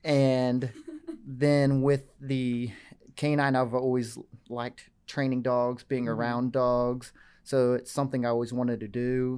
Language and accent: English; Vinita, Oklahoma, United States; Yeah, I'm from Northeast Oklahoma, from Vinita.